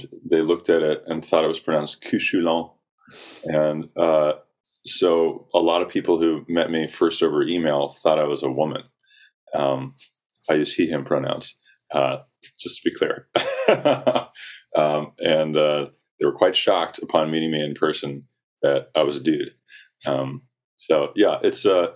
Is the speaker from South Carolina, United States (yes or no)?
yes; South Carolina, United States; I grew up in South Carolina